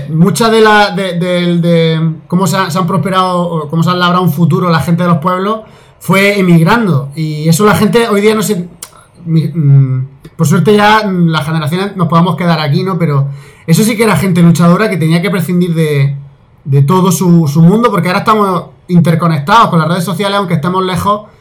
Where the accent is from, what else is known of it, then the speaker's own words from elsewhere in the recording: Santa María de Nieva, Castile and León, Spain; O sea que tal vez habéis visto este capítulo, Santa María de Nieva, eh, porque soy de Nieva.